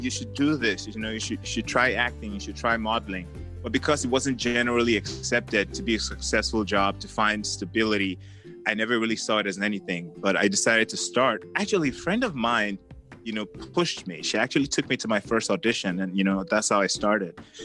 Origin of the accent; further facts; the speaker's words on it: Nigeria; moved away; I was born in Nigeria. I was born and raised in Nigeria.